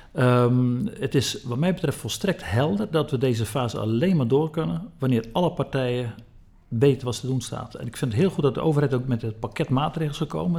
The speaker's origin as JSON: {"language": "Dutch", "region": "Zeeland", "country": "Netherlands", "said": "Ik kom zelf uit Zeeland"}